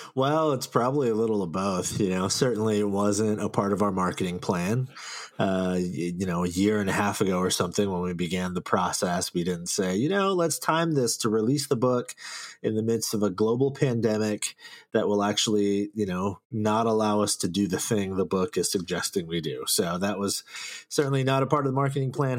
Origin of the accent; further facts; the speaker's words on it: Silicon Valley, California, United States; I grew up here in the Silicon Valley. I've been here my whole life